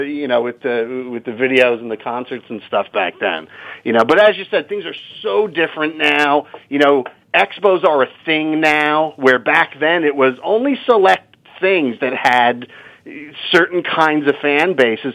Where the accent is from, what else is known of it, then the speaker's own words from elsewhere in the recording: New Jersey, United States; there was a little rock and roll shop in town where I grew up in New Jersey